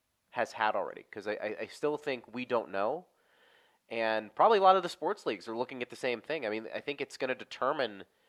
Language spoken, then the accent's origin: English; Pittsburgh, Pennsylvania, United States; moved away; back home where I grew up in Pittsburgh